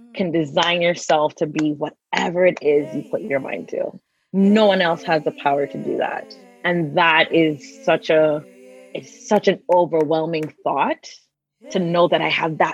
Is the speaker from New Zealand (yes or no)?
no; St. Croix, U.S. Virgin Islands; accent: Caribbean; I am born and raised in St. Croix in the U.S. Virgin Islands.